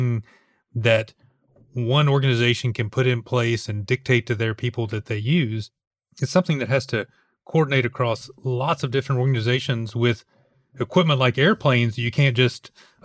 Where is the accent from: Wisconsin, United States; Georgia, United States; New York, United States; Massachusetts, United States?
Georgia, United States; Atlanta; I'm actually from Atlanta